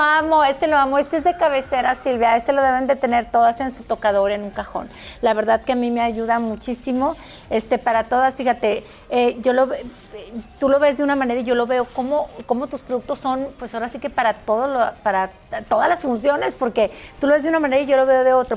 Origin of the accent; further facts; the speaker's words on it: Mexico; en mi país, en México